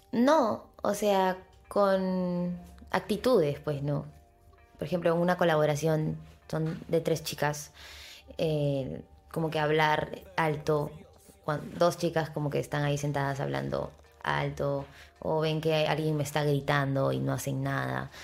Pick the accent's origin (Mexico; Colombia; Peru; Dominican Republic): Peru; Como peruanos que somos